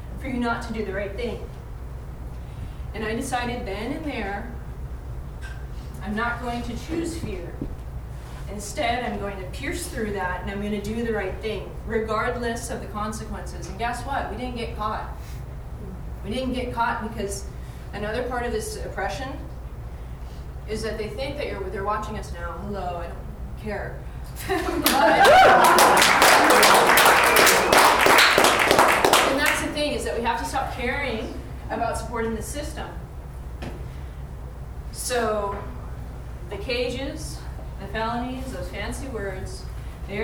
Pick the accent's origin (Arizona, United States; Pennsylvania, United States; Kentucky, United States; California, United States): Arizona, United States; I'm from Arizona